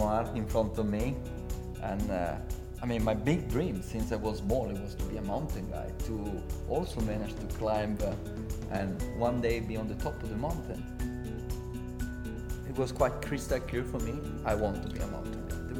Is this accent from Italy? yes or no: yes; Courmayeur, Aosta Valley, Italy; English is a second language; I come from Courmayeur, best playground in the world.